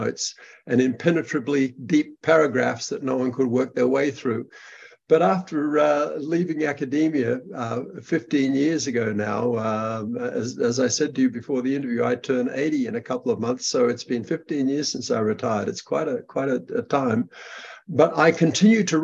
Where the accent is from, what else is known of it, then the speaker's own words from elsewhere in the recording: Brisbane, Queensland, Australia; moved away; In Australia, in Brisbane, Australia